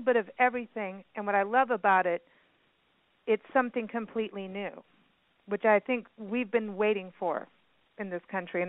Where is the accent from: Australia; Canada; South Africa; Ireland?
South Africa; also born or lived in Kenya; when I grew up in South Africa and in Kenya, I heard all the music through her